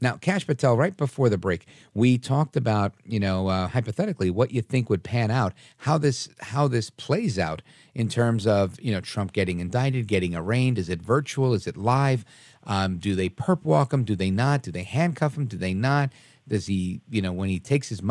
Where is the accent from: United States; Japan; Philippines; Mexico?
United States; New York; growing up in New York